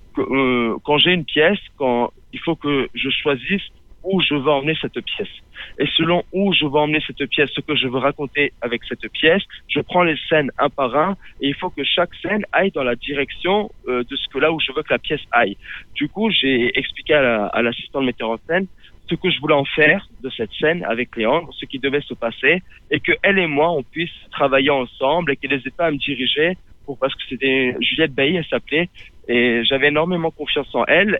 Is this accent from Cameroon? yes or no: no; Menton, Provence-Alpes-Côte d'Azur, France; je viens du sud, je viens de Menton.